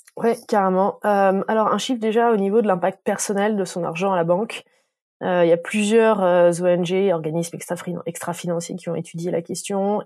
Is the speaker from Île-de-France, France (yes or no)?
no; Dijon, Bourgogne-Franche-Comté, France; je viens de Dijon